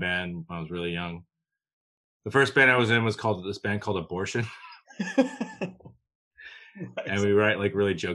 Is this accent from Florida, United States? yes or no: yes; Davie, Florida, United States; also born or lived in Long Island, New York; I grew up in a trailer park in Fort Lauderdale, Florida. Davie, Florida, technically